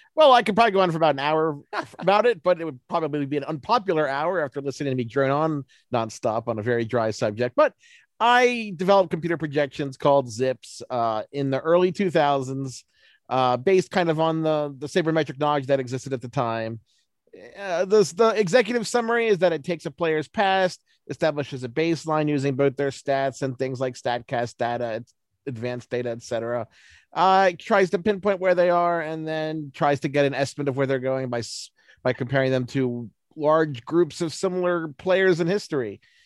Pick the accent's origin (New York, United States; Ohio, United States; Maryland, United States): Maryland, United States; Baltimore; I'm from Baltimore